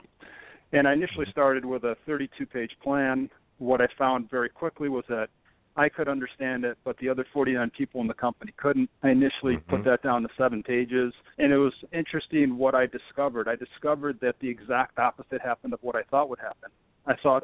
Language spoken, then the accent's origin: English; Rochester, New York, United States; I'm originally from Rochester, New York, and I grew up with very entrepreneurial parents